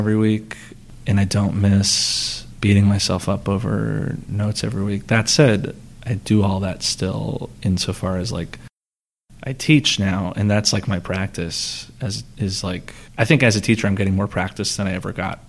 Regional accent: New Jersey, United States; moved away; I'm from Jersey

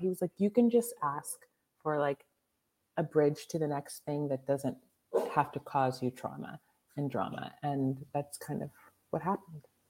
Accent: Mount Lebanon, Pennsylvania, United States; moved away; Mount Lebanon.

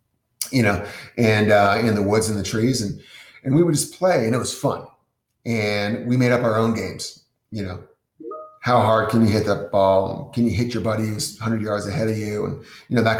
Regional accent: New England, United States; I'm from New England, you know, Cochrane's ski area

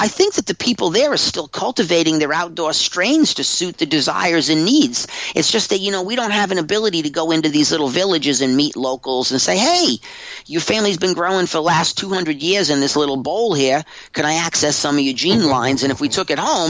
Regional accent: Humboldt County, California, United States; I'm from Humboldt County

